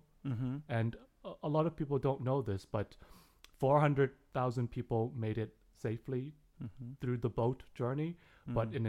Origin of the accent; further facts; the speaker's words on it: Ho Chi Minh City, Vietnam; now in London, United Kingdom; I was born in Ho Chi Minh City, 1980, 5 years after the war.